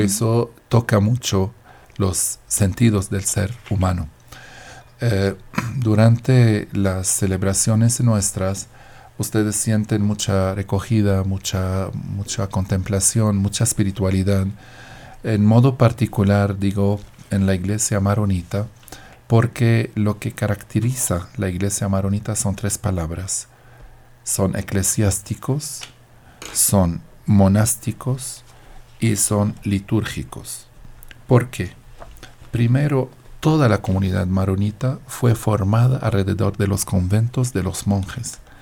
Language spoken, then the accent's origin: Spanish; Deir el Qamar, Mount Lebanon, Lebanon; now in Colombia; Yo vengo de un pueblo, se llama Deir el Kamar